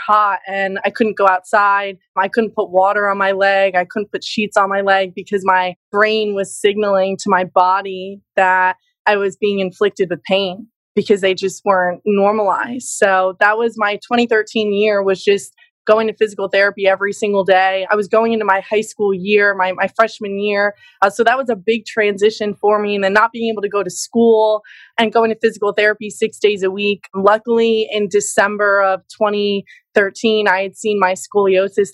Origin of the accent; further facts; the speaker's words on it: New Jersey, United States; also born or lived in Pennsylvania; my parents had moved to New Jersey. So I've been here my whole life, a Jersey girl